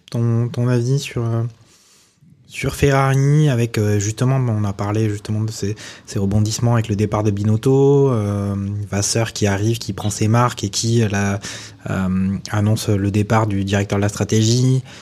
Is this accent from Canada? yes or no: no; France; En tant que Français franchouillard